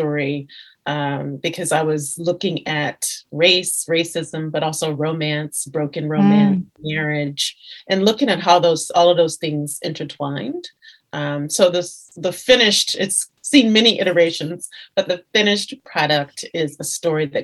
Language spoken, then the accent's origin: English; Louisiana, United States; moved away as an adult; while I was in Louisiana